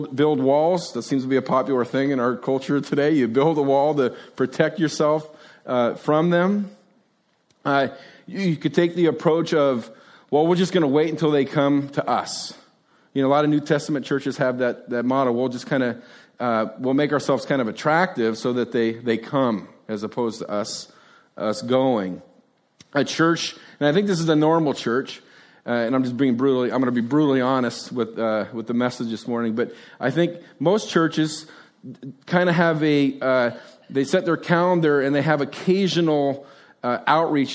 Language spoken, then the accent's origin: English; Hillsboro, United States; I grew up in Hillsboro. I know Hillsboro